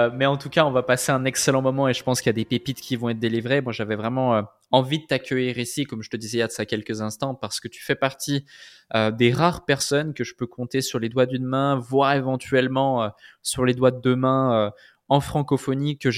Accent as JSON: {"language": "French", "country": "Morocco", "tie": "born there", "said": "lancer un blog autour euh, du fait de vivre au Maroc et du Maroc qui est, mon pays de cœur qui est mon pays natal"}